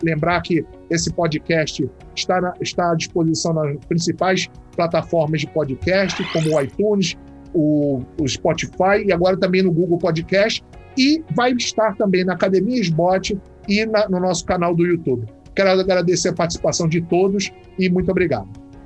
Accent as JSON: {"language": "Portuguese", "region": "Rio de Janeiro", "country": "Brazil", "said": "Eu, por exemplo, sou do Rio"}